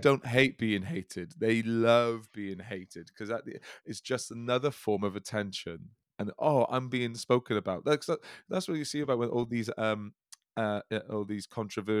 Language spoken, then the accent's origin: English; the Valleys, Wales, United Kingdom; Speaking as a Welshman from the Valleys